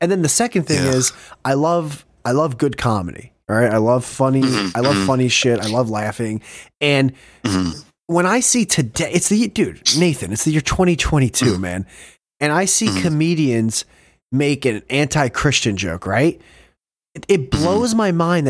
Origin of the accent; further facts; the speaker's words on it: Northeast, United States; I'm from the Northeast